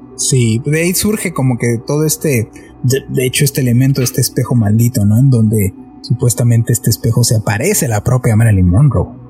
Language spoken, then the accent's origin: Spanish; Mexico City, Mexico; nosotros somos de la Ciudad de México